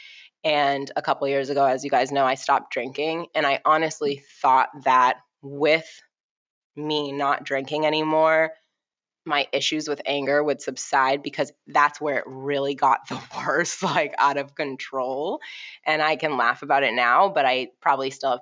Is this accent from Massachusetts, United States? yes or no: yes; Boston, Massachusetts, United States; we were like five black kids growing up in Boston.